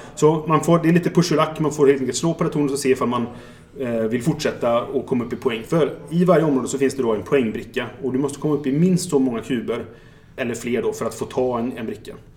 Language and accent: Swedish; Trollhättan, Västra Götaland, Sweden; now in Gothenburg, Sweden; Det här är ju alltså min gamla hemort. Jag kommer från Trollhättan från början.